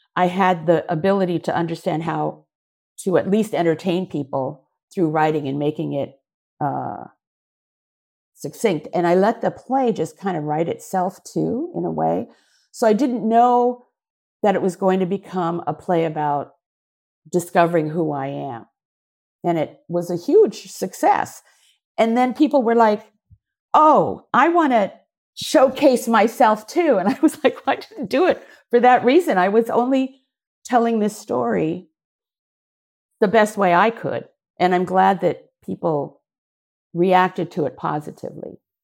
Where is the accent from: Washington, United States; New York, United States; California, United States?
Washington, United States; Seattle; moved away; also born or lived in San Francisco / Japan; growing up in Seattle, I was half, not quite Japanese, not quite white